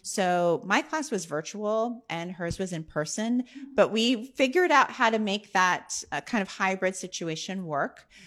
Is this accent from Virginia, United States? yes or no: no; San Bernardino, California, United States; I grew up in San Bernardino, California, which is about an hour east of L